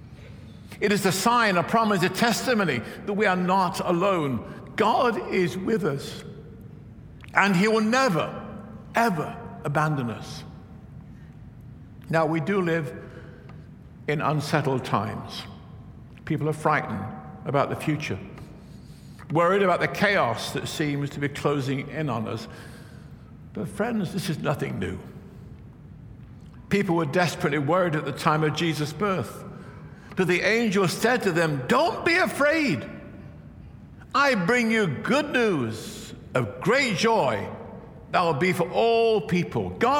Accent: England, United Kingdom; moved away as an adult; also born or lived in Virginia; I grew up Baptist in England where we shout a little bit

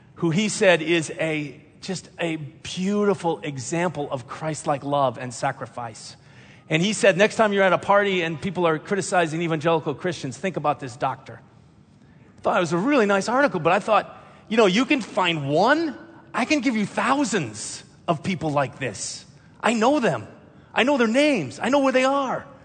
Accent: Minnesota, United States; I'm a pastor. I grew up in Minnesota.

